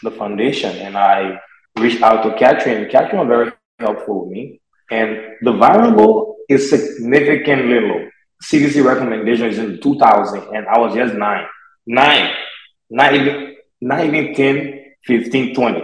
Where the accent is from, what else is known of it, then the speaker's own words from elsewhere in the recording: Liberia; moved away as an adult; now in United States; I'm from Liberia, West Africa